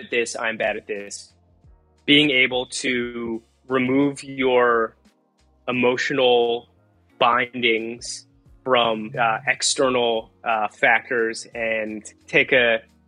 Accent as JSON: {"language": "English", "region": "New Jersey", "country": "United States", "tie": "born or raised there", "said": "I grew up in New Jersey, so English is like my half language"}